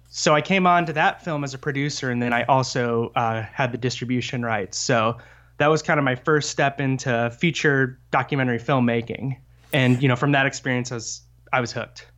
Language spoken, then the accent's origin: English; Fort Wayne, Indiana, United States; I grew up in Fort Wayne, Indiana